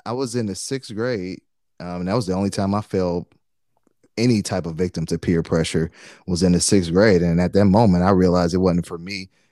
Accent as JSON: {"language": "English", "town": "Detroit", "region": "Michigan", "country": "United States", "tie": "born or raised there", "said": "I'm from Detroit, man, and Detroit at the time, still pretty high, but I think at the time it was like ninety-something percent black, right? Like, so that's all I grew up"}